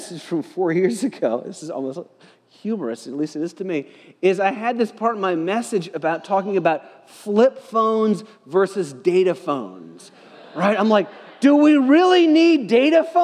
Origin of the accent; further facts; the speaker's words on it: United States; I was born in America